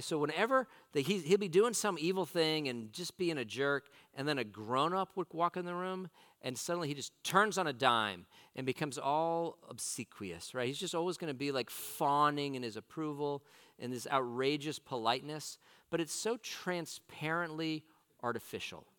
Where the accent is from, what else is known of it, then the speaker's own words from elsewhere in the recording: Southern California, United States; now in Roanoke, United States; I grew up in Southern California